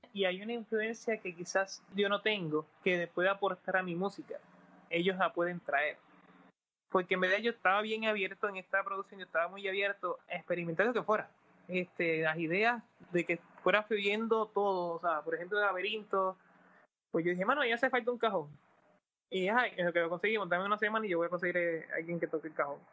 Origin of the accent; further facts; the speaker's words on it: Puerto Rico; somos de Puerto Rico